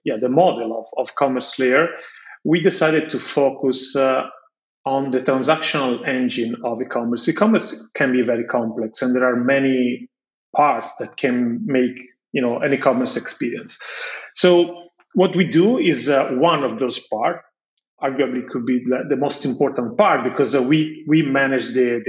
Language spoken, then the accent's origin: English; Florence, Tuscany, Italy; I was born in Florence. I'm Italian and I graduated in Florence in computer science in 2004